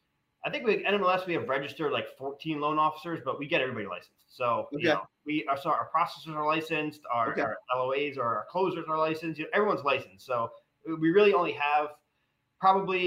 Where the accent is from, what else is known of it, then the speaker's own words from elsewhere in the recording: Westchester, New York, United States; moved away as an adult; also born or lived in North Jersey; now in Pittsburgh, United States; I grew up in Westchester. I was in North Jersey